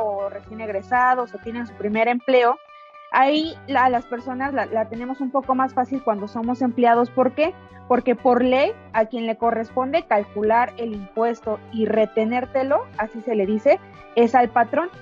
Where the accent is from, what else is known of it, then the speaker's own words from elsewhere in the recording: Mexico; como mexicanos